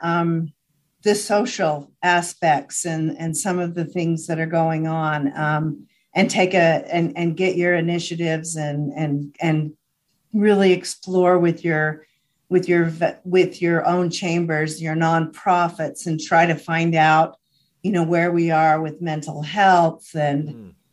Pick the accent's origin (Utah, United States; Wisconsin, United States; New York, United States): Utah, United States; Hyrum; I grew up in Hiram